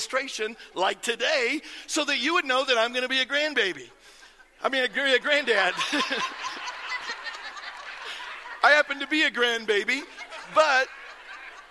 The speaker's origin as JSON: {"language": "English", "region": "Iowa", "country": "United States", "tie": "born or raised there", "said": "I grew up in Iowa, and I grew up kind of out in the country"}